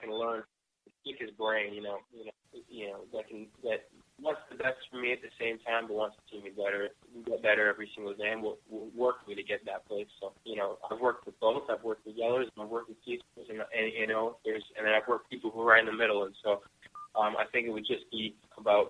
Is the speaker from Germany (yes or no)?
no; Canada; now in Alabama, United States; I'm still Canadian